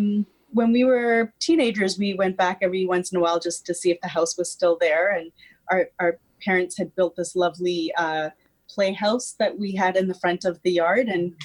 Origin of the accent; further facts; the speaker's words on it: Stouffville, Ontario, Canada; Well, I grew up in just outside of Toronto in Stouffville, Ontario, on a horse farm.